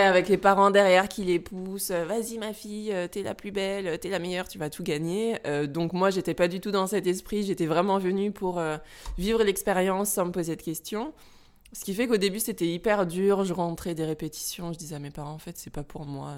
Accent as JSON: {"language": "French", "region": "central France", "country": "France", "tie": "born or raised there", "also_born_or_lived": "Normandy"}